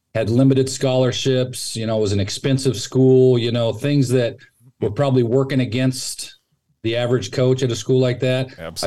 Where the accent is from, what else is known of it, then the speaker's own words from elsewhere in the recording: Sacramento, California, United States; moved away as an adult; also born or lived in Texas / Dallas; now in San Mateo, United States; I grew up in Sacramento, just up the road from here, and uh, all my family's still